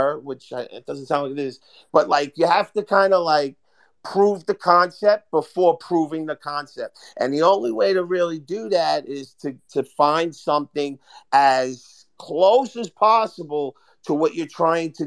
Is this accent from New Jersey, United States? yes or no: yes; Hoboken, New Jersey, United States; I'm from Hoboken